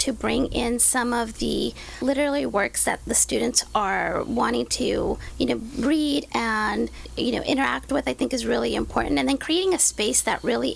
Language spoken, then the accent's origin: English; Santa Ana, California, United States; I was born and raised in Santa Ana